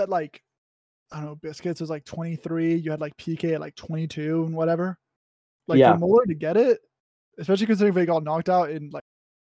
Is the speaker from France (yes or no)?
yes; France; So I was born in France to a French father and a German mother, right?